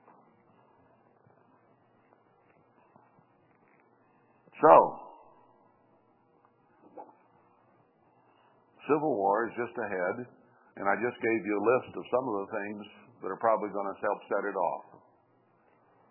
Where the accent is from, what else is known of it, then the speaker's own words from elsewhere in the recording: United States; us as American people.